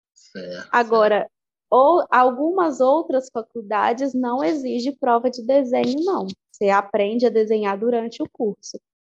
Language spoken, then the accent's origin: Portuguese; Igarapé, Minas Gerais, Brazil; now in Belo Horizonte, Brazil; eu sou de Igarapé, mas eu estudei, me formei aqui em Belo Horizonte.